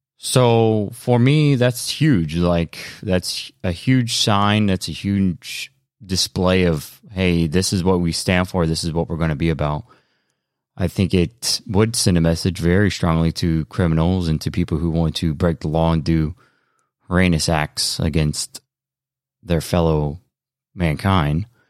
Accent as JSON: {"language": "English", "country": "United States", "said": "we, as American people"}